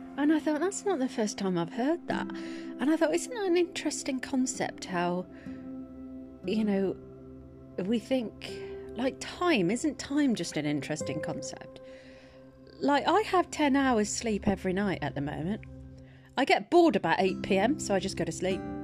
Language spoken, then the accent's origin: English; United Kingdom; moved away as an adult; also born or lived in Twickenham; I'm from the Midlands and I moved to Twickenham